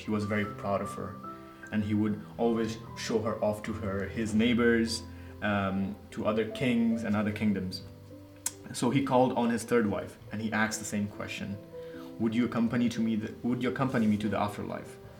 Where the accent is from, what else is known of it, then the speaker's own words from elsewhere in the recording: Nepal; moved away; from Nepal.